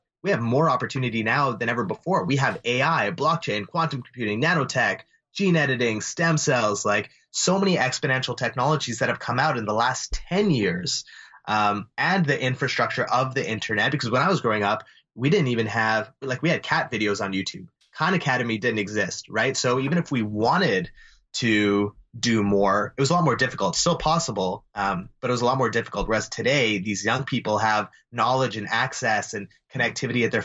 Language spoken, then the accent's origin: English; Calgary, Alberta, Canada; we grew up in Calgary